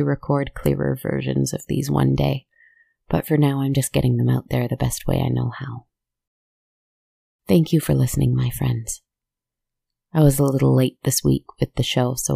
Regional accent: Canada; as a Canadian

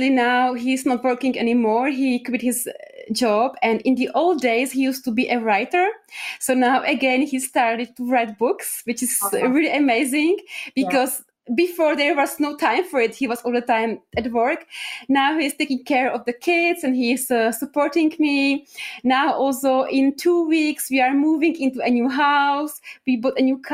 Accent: Czechia; I'm from Czech Republic

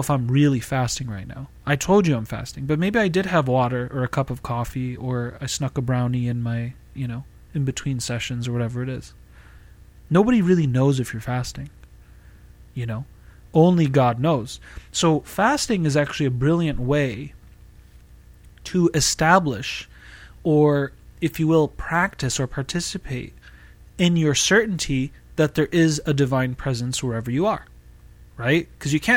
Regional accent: Boston, Massachusetts, United States; moved away as an adult; now in California Bay Area, United States; I was born and raised in Massachusetts

